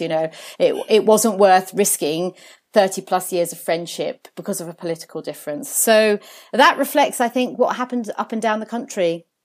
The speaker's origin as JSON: {"language": "English", "country": "Jersey", "tie": "born or raised there", "moved": "yes", "lives_now": "London, United Kingdom", "said": "I was actually born on the island of Jersey in the Channel Islands, oh, where, where my parents had moved to from Italy"}